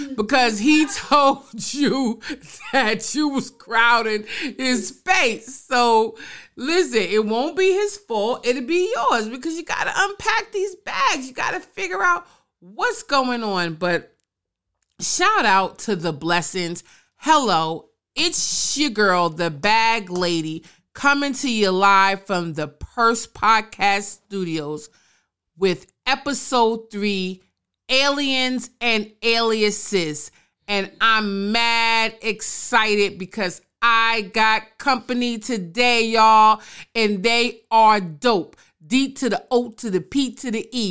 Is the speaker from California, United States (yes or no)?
no; New York City, New York, United States; also born or lived in Brooklyn; I may have been born and raised in the Boogie Down Bronx, but I became a woman in Brooklyn